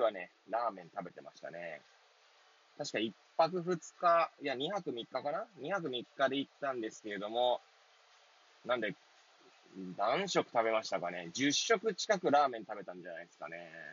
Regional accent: Hachioji, Tokyo, Japan; moved away as an adult; now in Kamaishi, Japan; 八王子生まれ、八王子育ち。東日本大震災の1年前より、釜石で働く

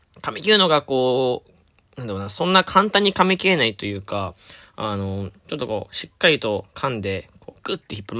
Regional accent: Fukuoka, Japan; 僕、福岡出身

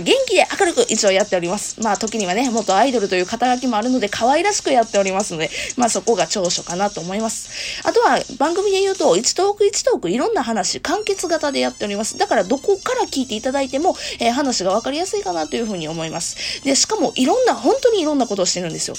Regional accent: Kansai, Japan; accent: Kansai dialect; moved away as an adult; now in Kanto, Japan; 生まれも育ちも実は関西ですね。実はっていうか、もう関西弁で丸分かりなんですけども

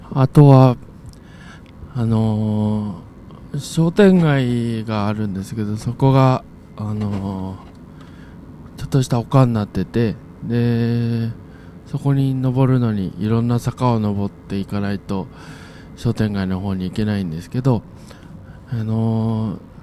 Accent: Hitachiota, Ibaraki, Japan; 私、地元があ茨城県の日立太田というところなんですけれども

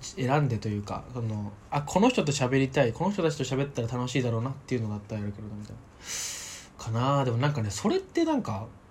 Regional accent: Saitama, Japan; 僕の地元

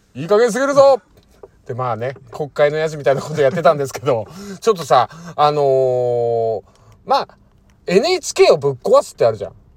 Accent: Fukuoka, Japan; うちの地元がね、その原稿とかが来たところに近いところ、福岡県の

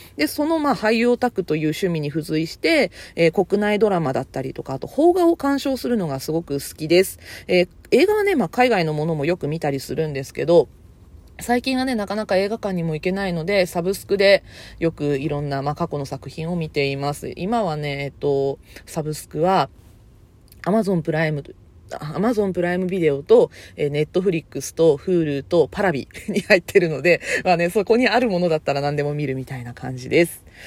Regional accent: Kyushu, Japan; also born or lived in Kansai; 出身地は、あの、関西生まれ、九州育ち、現在在住は九州です

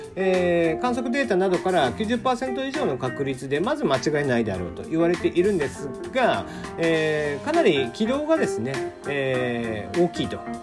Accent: Kagoshima, Japan; now in Tokyo, Japan; 鹿児島生まれで台風には非常に慣れている

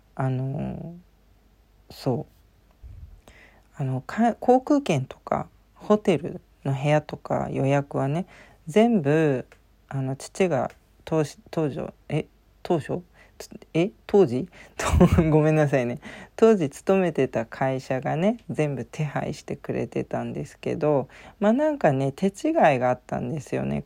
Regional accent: Japan; 私、ジャパンって言ったんですよ

